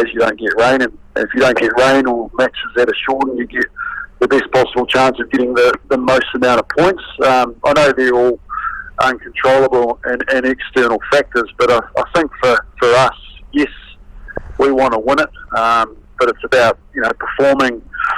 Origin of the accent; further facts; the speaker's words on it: New Zealand; as a young kid growing up in New Zealand